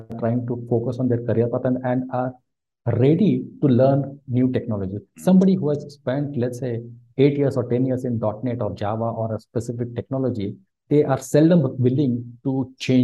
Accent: India; moved away as an adult; also born or lived in Mumbai, India; now in Bangalore, India; although I was born in Mumbai, I come and I was, you know, I grew up in a very, very small village

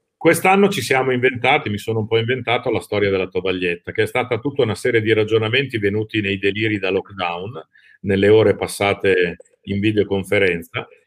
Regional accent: Lombardy, Italy; moved away as an adult; now in Rimini, Italy; dalla Lombardia, mia città natale, mi sono trasferito ah, a Rimini

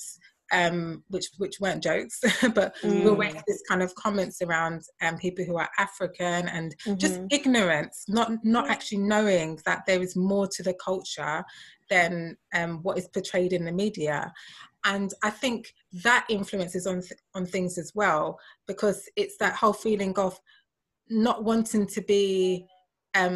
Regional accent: London, United Kingdom; I'm from London. I was born here.

